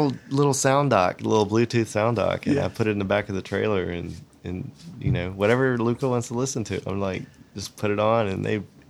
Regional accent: Roanoke, Virginia, United States; born or raised there; moved away as an adult; also born or lived in Atlanta

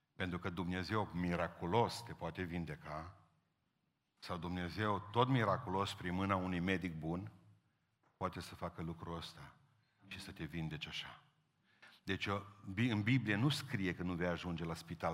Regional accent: Romania; suntem din România

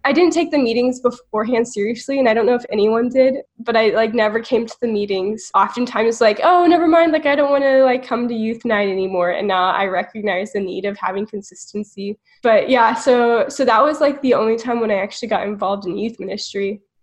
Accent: Houston, Texas, United States; now in College Station, United States; I grew up in Houston and moved to College Station

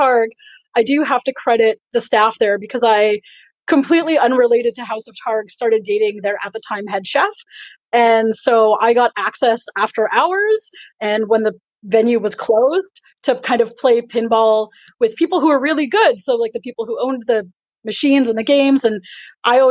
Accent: Winnipeg, Manitoba, Canada; now in Ottawa, Canada; I'm originally from Winnipeg

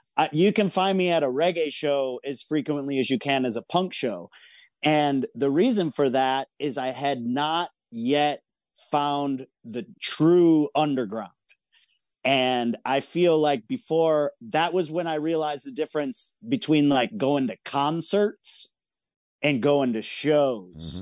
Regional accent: Michigan, United States; moved away as an adult; also born or lived in San Francisco; I moved from Michigan to San Francisco when I was eighteen

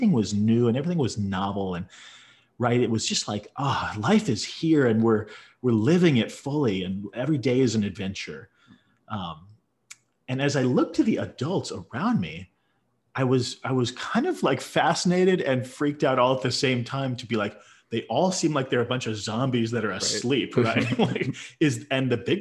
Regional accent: Indiana, United States; I grew up in the Midwest in the 80s, from in Indiana, right? So a Midwestern boy

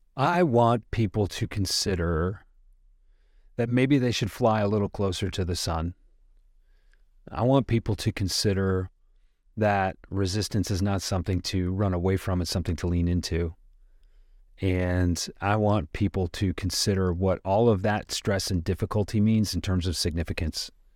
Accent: suburb of Detroit, Michigan, United States; I'm a guy from the Midwest. I grew up in a suburb of Detroit

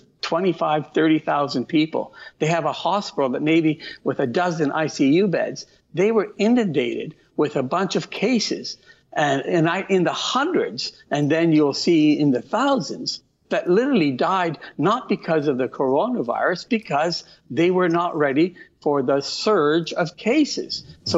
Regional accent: Calabria, Italy; born there; Italy's a big country. I was born in Calabria.

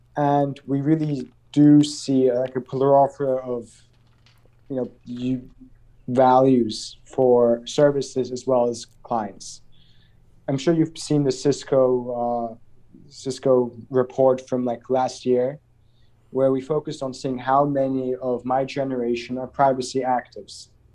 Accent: Azerbaijan; growing up in Azerbaijan

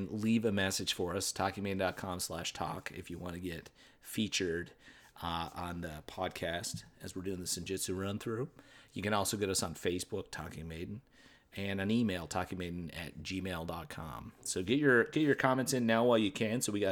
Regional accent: Newfoundland and Labrador, Canada; we're from Newfoundland

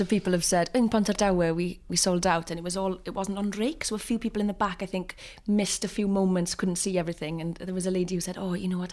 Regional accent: North Pembrokeshire, Wales, United Kingdom; also born or lived in Carmarthenshire; I'm from a t, very small, uh, village called Llanwynio, which is actually in Carmarthenshire. But I kind of always say that I'm from North Pembrokeshire.

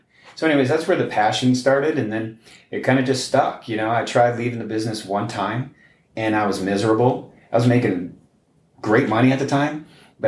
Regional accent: Chicopee, Massachusetts, United States; my hometown in Chicopee, Massachusetts

